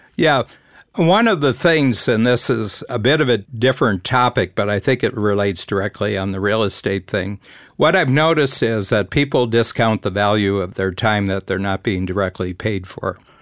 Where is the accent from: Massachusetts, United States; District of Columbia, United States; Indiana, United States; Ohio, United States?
Ohio, United States; near Cleveland; I grew up near Cleveland